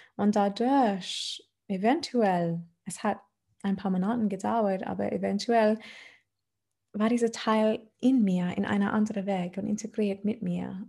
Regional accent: Adelaide, South Australia, Australia; German is a second language; moved away as an adult; now in Germany; ich komme aus Australien. ähm, aus Adelaide, genau. Die ist die Name von meiner Heimat. Und mhm. äh, ich war am Meer aufgewachsen

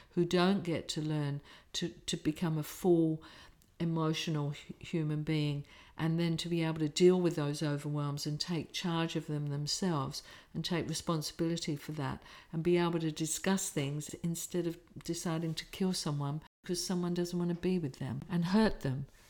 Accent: England, United Kingdom; I'm English working class

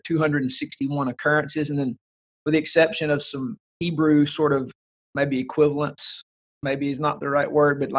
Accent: the South, United States; growing up in the South, where we would say cultural Christianity rules the day

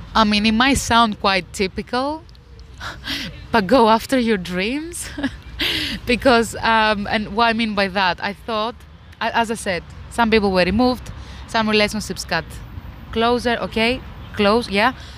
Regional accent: Greece; now in United Kingdom; I'm originally from Greece.

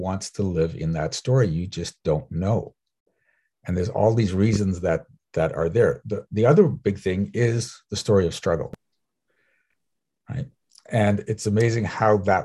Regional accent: South Africa; I'm from South Africa

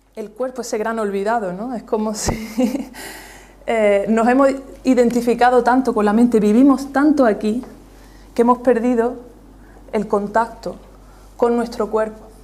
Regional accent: Almuñécar, Andalusia, Spain; also born or lived in Granada; yo nací en Almuñécar

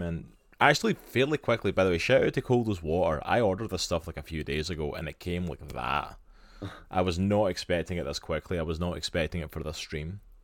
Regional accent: Scotland, United Kingdom; accent: Scottish; now in United States; my beautiful Scottish accent

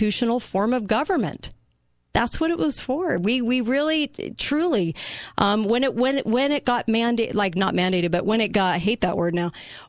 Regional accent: United States; We are Americans

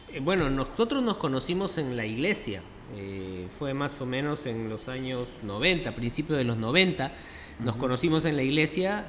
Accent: Lima, Peru; nací aquí en Lima, eh, nací en los barrios altos

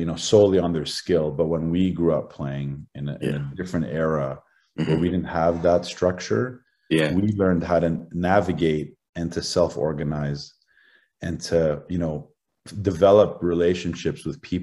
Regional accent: Toronto, Ontario, Canada; I was born in Toronto

